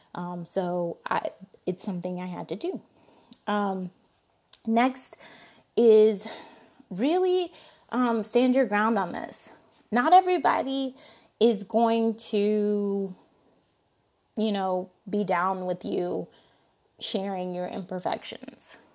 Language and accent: English; Alabama, United States; I'm from, I'm from Alabama